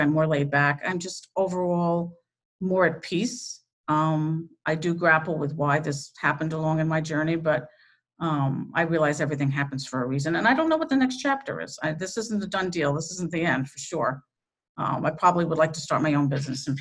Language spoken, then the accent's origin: English; New York, United States; moved away as an adult; now in Connecticut, United States; I'm from New York, but I did my apprenticeship, as I said, in Connecticut